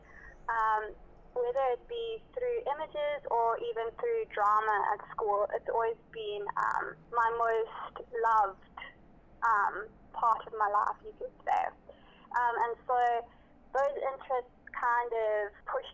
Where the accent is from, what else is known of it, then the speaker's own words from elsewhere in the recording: South Africa; now in Durban, South Africa; as a South African, especially as a South African woman